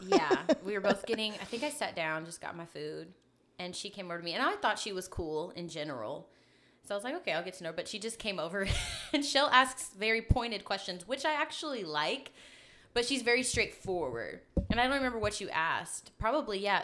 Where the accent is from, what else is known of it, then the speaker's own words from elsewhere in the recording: Memphis, Tennessee, United States; Born and raised in Memphis